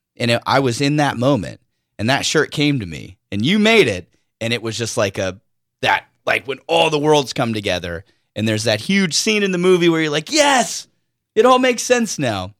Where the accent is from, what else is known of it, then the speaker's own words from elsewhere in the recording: Oceanside, California, United States; also born or lived in Escondido; I am born and raised in Oceanside, slash Escondido slash Es, uh, San Diego County